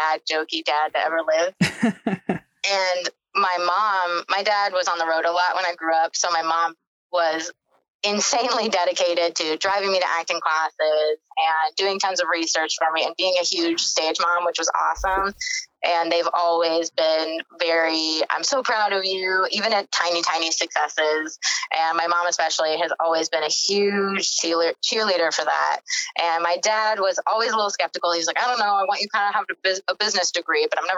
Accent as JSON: {"language": "English", "region": "Texas", "country": "United States", "moved": "yes", "said": "I'm from Texas"}